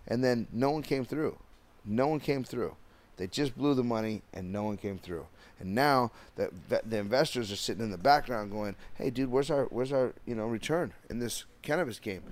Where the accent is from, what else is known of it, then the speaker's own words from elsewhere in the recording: Downey, California, United States; I'm from Downey